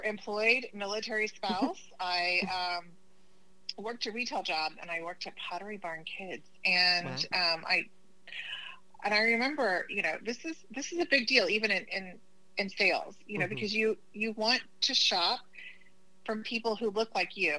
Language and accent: English; Oklahoma, United States; moved away; I'm originally from Oklahoma.